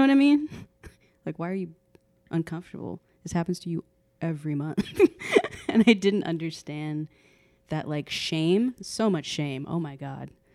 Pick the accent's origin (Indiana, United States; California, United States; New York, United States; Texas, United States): Texas, United States; I'm from the South, like Texas